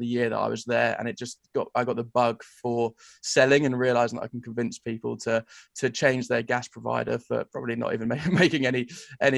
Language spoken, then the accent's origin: English; England, United Kingdom; moved away as an adult; as an English bloke